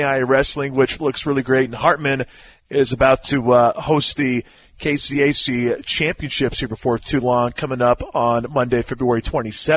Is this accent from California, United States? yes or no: no; Seneca, Kansas, United States; I played at a small Kansas high school in Seneca, Kansas